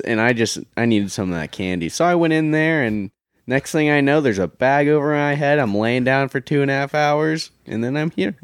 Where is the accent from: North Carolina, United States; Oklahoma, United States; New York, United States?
Oklahoma, United States; I'm from Oklahoma